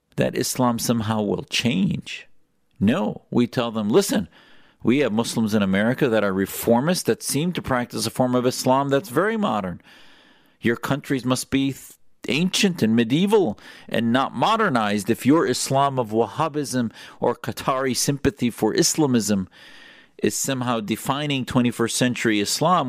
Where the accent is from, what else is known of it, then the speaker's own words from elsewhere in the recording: Wisconsin, United States; I grew up in Wisconsin